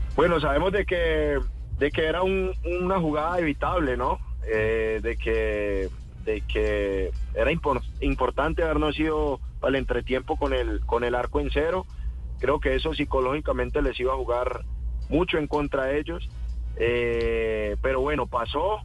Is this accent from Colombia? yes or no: yes; Cali, Valle del Cauca, Colombia; yo hice Terrón Colorado